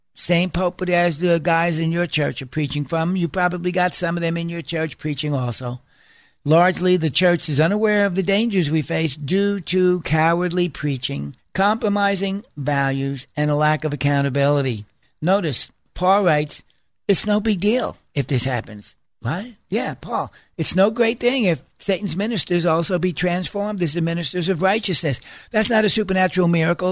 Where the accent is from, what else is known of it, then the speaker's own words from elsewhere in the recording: United States; as American Christians